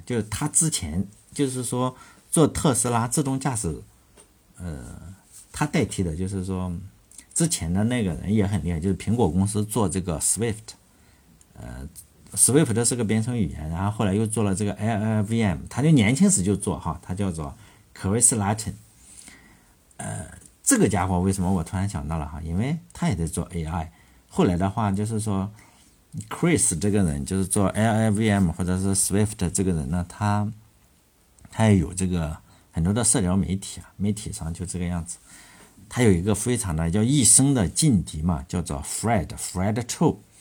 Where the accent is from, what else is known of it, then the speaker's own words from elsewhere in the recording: China; 我们中国人